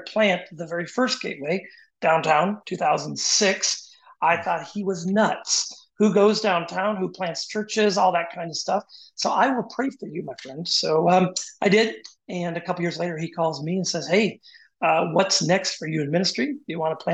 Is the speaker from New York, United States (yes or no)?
no; Washington, United States; moved away as an adult; also born or lived in Pennsylvania / West Michigan; now in Cleveland, United States; I grew up in Washington State